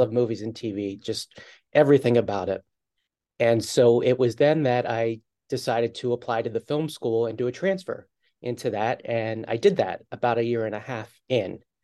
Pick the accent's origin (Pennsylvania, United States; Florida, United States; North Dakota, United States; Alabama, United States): Pennsylvania, United States; outside of Philadelphia; moved away as an adult; also born or lived in New York; I grew up outside of Philadelphia